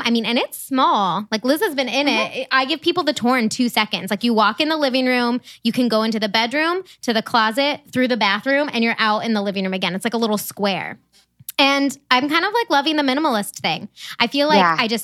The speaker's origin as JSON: {"language": "English", "town": "Columbus", "country": "United States", "said": "we're all from Columbus."}